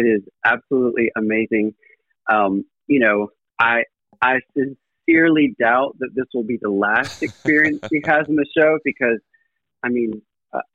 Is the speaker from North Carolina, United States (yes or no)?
yes; Pinehurst, North Carolina, United States; also born or lived in Greenville, South Carolina / Raleigh, North Carolina; I was born around Pinehurst, North Carolina, in Moore County. Grew up there my entire life